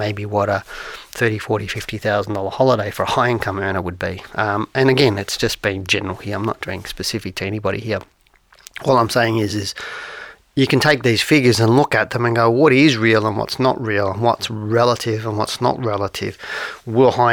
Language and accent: English; Geelong, Victoria, Australia; I grew up in Geelong